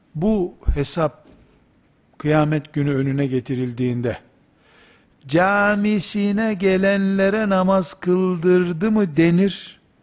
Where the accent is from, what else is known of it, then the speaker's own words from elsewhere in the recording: Black Sea Region, Turkey; Bizim Karadeniz deyimidir